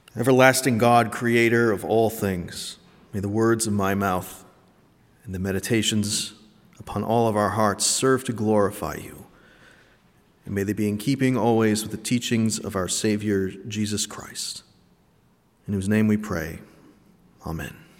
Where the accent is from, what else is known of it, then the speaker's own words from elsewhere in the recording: New England, United States; I'm from New England